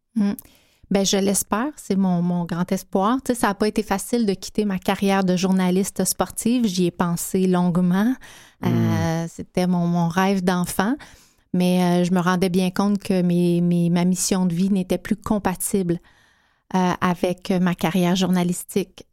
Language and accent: French; Abitibi-Témiscamingue, Quebec, Canada; moved away; beaucoup de maltraitance mmh. dans ma région natale